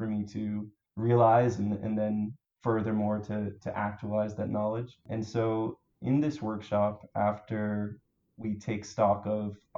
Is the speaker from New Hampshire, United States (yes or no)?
yes; New Hampshire, United States; moved away as an adult; also born or lived in Maryland; now in Baltimore, United States; I grew up in New Hampshire, but I moved to Maryland in 2011.